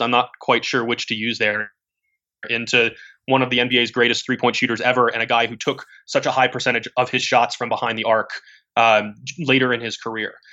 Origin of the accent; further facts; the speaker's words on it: Atlanta, Georgia, United States; when I was growing up in Atlanta, I went to a basketball camp